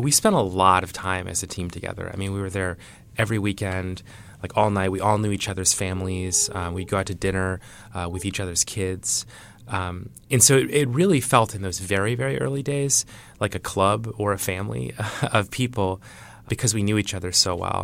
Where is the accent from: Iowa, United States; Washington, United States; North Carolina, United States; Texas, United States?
Iowa, United States; I grew up in Iowa.